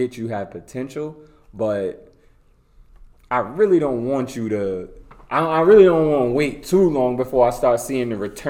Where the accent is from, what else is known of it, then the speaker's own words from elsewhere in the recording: Amityville, New York, United States; I came from Amityville.